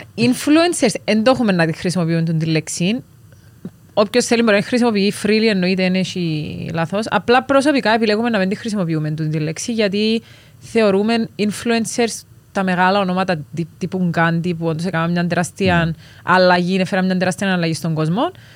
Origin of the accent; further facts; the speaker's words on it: Cyprus; moved away; Είμαστε νησιώτες, είμαστε Κυπρέοι, οπότε θέλαμε κάπω να ξεφύγουμε από το reality και τη ζωή μας στην Κύπρο